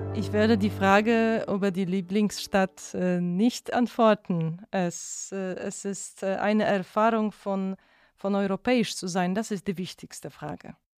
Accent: Poland; German is a second language; moved away as an adult; also born or lived in Munich; ich bin aus Polen

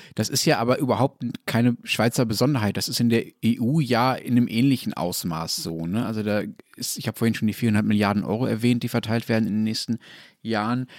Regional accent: Germany; bei uns in Deutschland

